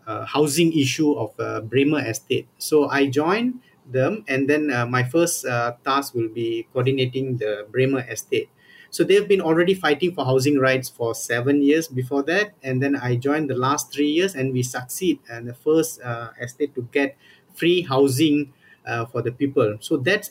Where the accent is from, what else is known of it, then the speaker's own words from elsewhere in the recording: Johor Bahru, Johor, Malaysia; moved away as an adult; also born or lived in Kuala Lumpur; my hometown, Johor Bahru